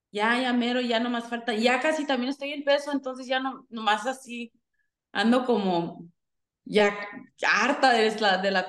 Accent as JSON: {"language": "Spanish", "country": "United States", "tie": "born or raised there", "said": "me encanta ser mexicana y aunque aquí yo nací en los Estados Unidos, sí representando los dos países"}